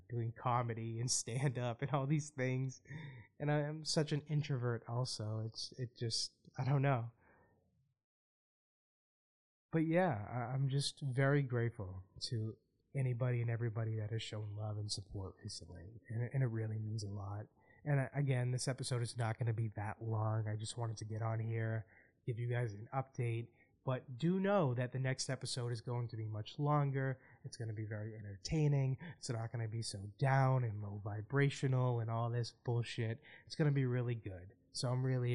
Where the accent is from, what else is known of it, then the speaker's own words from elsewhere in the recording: Boston, Massachusetts, United States; my hometown